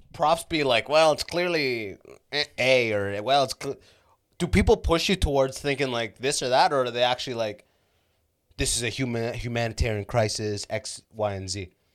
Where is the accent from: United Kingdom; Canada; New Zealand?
Canada; I was from Canada